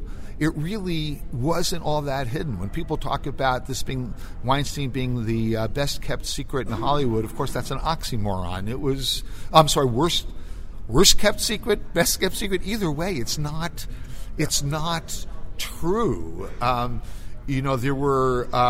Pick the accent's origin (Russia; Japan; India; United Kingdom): India; English is a second language; now in United States; Because I'm from India, you're disciplining me.